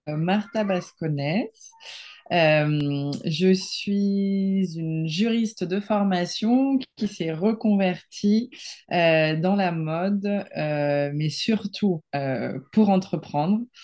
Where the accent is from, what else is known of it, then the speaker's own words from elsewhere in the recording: Barcelona, Catalonia, Spain; French is a second language; moved away as an adult; now in France; Moi, je suis espagnole à 100%. J'ai grandi à Barcelone